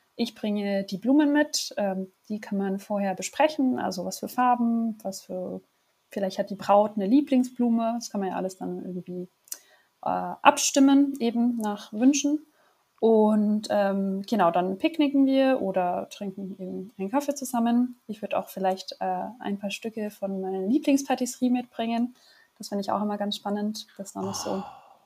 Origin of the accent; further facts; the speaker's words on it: Germany; moved away as an adult; now in Paris, France; ich bin Deutsche, äh, wie ihr auch, und äh, wohne aber seit gut äh, drei Jahren